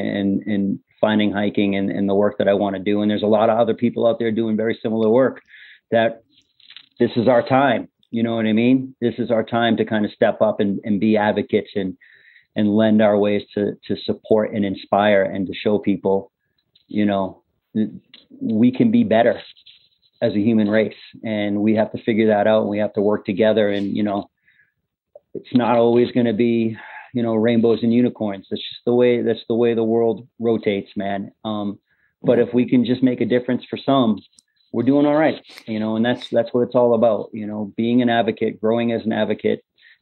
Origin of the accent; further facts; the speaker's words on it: Cambridge, Massachusetts, United States; I'm a guy from the Northeast, Cambridge, Massachusetts